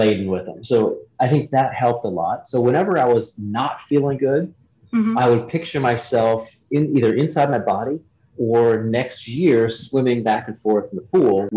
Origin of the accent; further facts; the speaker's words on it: Ohio, United States; I was born and raised in Ohio